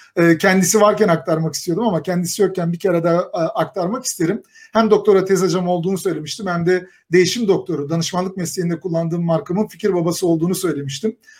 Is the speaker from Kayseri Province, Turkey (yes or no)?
yes; Kayseri Province, Turkey; tipik bir Kayserili olarak